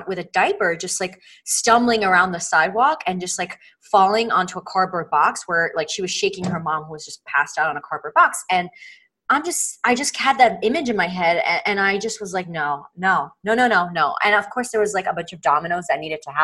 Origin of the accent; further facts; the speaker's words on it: Italy; moved away; also born or lived in New York City, United States; I'm originally from Italy. I immigrated to the States when I was younger